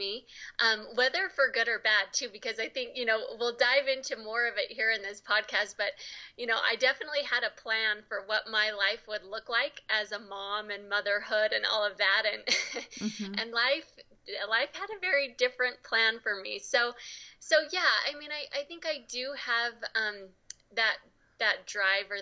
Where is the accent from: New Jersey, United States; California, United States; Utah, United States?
Utah, United States; I grew up here in Utah